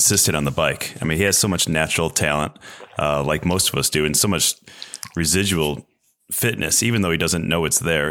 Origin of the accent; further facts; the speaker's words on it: Chicago, Illinois, United States; moved away as an adult; also born or lived in Girona; Chicago, where my wife and I both grew up